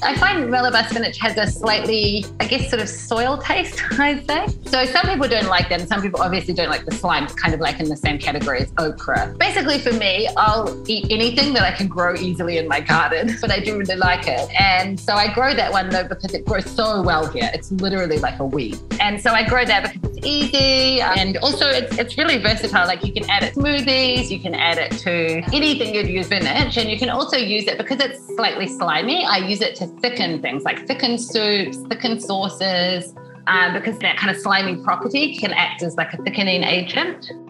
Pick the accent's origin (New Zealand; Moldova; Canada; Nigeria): New Zealand; Auckland; moved away as an adult; now in Taiwan; I'm originally from New Zealand, from Auckland, and I've been in Taiwan coming uh, about 12 years